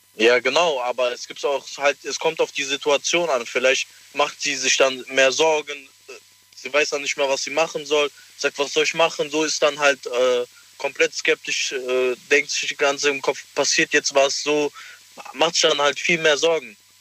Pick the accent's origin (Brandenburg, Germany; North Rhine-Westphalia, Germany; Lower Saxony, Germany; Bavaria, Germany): North Rhine-Westphalia, Germany; Cologne; Aus Köln